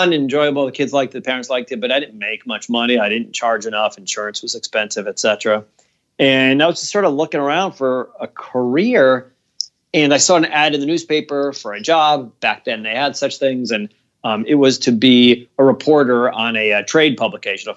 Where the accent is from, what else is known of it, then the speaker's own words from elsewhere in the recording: Providence, Rhode Island, United States; my hometown in Providence, Rhode Island